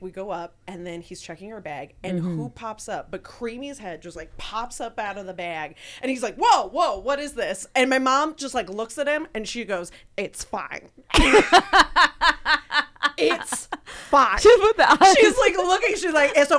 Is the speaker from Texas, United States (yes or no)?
yes; Texas, United States; now in Los Angeles, United States; I love Texas. I'm glad I grew up there